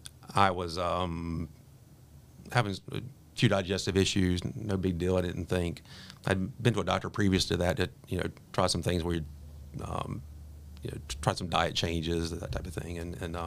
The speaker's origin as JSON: {"language": "English", "town": "Raleigh", "region": "North Carolina", "country": "United States", "tie": "born or raised there", "also_born_or_lived": "Greensboro, North Carolina", "said": "Grew up in North Carolina. I was born in Raleigh and have a twin brother who now lives in Pittsburgh. I currently live in Greensboro. I've been there for about the past 30 years or so."}